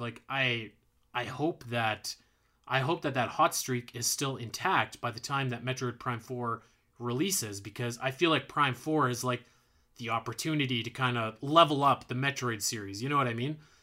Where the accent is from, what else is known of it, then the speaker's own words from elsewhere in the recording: Alberta, Canada; I'm, I'm from Alberta